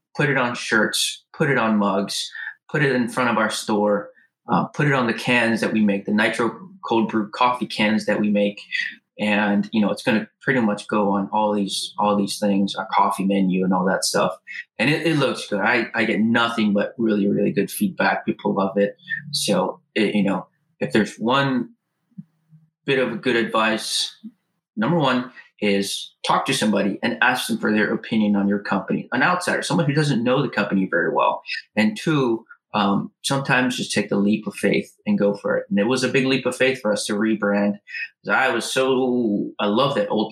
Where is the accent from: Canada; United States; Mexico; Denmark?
United States; Hawaii; moved away as an adult; now in San Diego, United States; I'm Hawaiian, born and raised, native Hawaiian